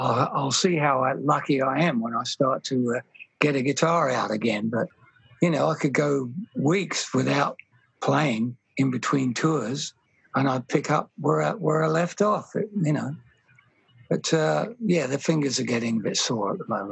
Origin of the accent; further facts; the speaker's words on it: England, United Kingdom; I grew up in England